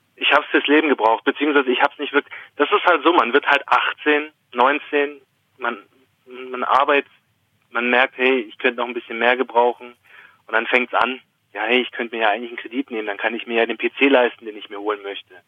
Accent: Swabia, Baden-Württemberg, Germany; accent: Swabian; dann kommt das Schwäbische schon ein bisschen raus

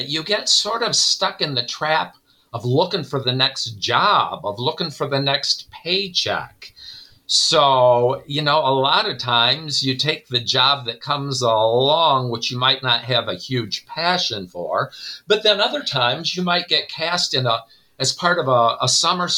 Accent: Northwest Ohio, United States; moved away as an adult; now in Elgin, United States; I grew up in Northwest Ohio

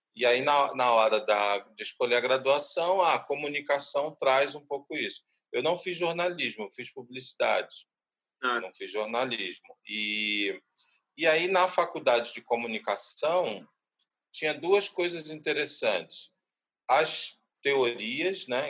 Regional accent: Rio de Janeiro, Brazil; also born or lived in Nova Iguaçu; Eu nasci na Baixada Fluminense, nasci em Nova Iguaçu e fui criado entre Cascadura e Meia

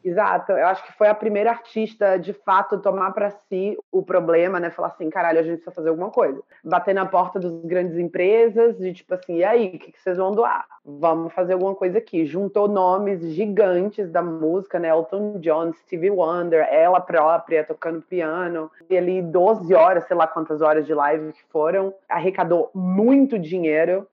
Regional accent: Salvador, Bahia, Brazil; Eu, como baiana soteropolitana

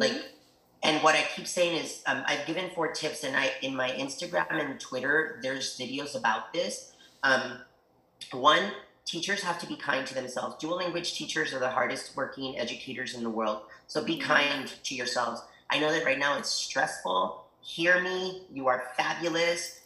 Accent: El Paso, Texas, United States; English is a second language; also born or lived in Ciudad Juárez, Chihuahua, Mexico; I was born in El Paso, Texas, but really grew up on both sides of the border. So when people ask me, um, where are you from? El Paso, Ciudad Juarez, Chihuahua

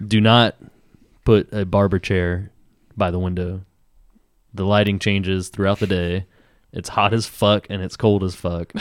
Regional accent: Tupelo, Mississippi, United States; moved away; I grew up in Tupelo, Mississippi

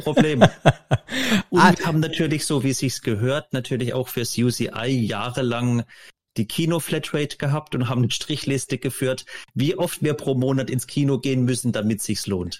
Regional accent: German Wine Route, Rhineland-Palatinate, Germany; moved away as an adult; now in Hamburg, Germany; Vom Dialekt her, der bei mir etwas stärker ist als bei Intra, wir kommen beide aus Rheinland-Pfalz, ich noch viel südlicher an der neue Deutsche Weinstraße, direkt vor Frankreich

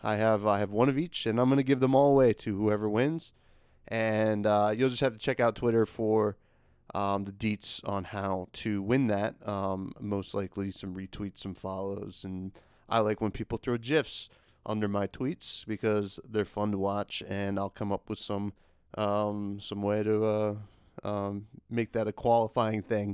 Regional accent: New Jersey, United States; I'm from Jersey

